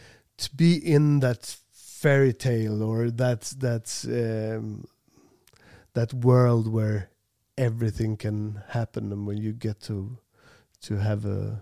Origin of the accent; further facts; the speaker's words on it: Sweden; English is a second language; also born or lived in Farsta, Stockholm; We're from Sweden